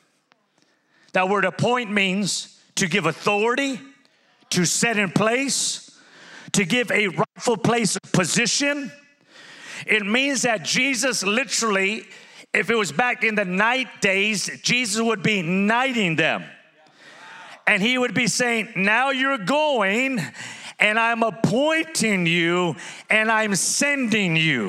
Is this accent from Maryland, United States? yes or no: no; Pico Rivera, California, United States; now in Las Vegas, United States; I'm from Pico Rivera